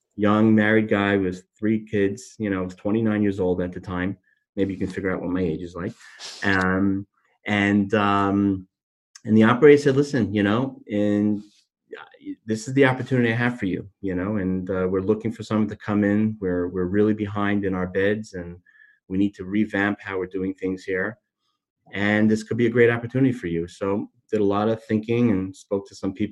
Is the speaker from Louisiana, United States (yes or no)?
no; Miami, Florida, United States; moved away as an adult; now in New York, United States; I'm not from New York originally, I'm from Miami